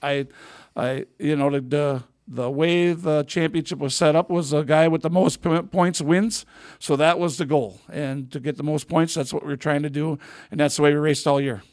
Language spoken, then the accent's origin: English; Wisconsin, United States; moved away; I was from Wisconsin